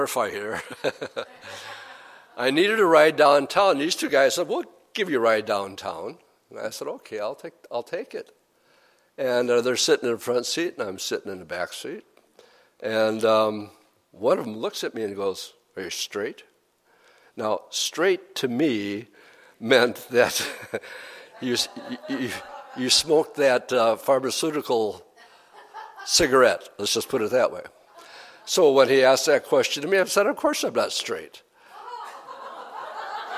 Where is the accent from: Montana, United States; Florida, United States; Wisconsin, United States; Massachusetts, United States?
Wisconsin, United States; Appleton; I'm from Appleton, Wisconsin